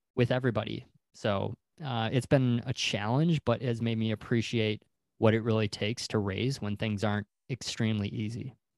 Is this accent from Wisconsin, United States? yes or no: yes; Wisconsin, United States; moved away as an adult; also born or lived in Pensacola, Florida; I'm originally from Wisconsin